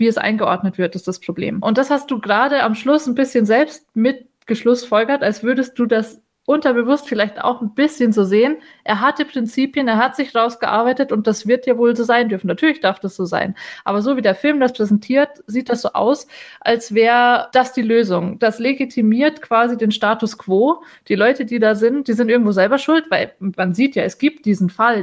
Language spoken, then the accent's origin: German; Bavaria, Germany; moved away; ich komme auch ursprünglich aus Bayern, wie man hört